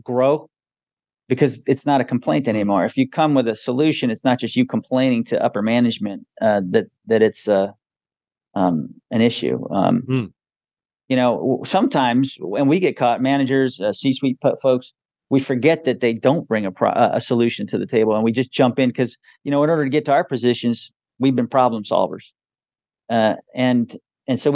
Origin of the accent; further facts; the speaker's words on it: Wilkes-Barre, Pennsylvania, United States; I grew up in upstate Pennsylvania, Wilkes-Barre, Scranton area.